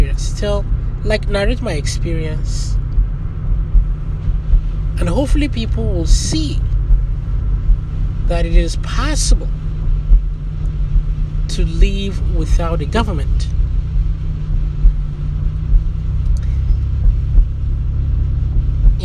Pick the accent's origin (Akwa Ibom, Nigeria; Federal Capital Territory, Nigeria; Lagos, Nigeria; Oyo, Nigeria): Federal Capital Territory, Nigeria; Abuja; I grew up in Kado Village, a slum.